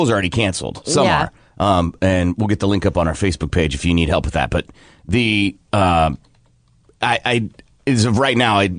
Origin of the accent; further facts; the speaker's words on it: Iowa, United States; now in Oklahoma, United States; at least even growing up in Iowa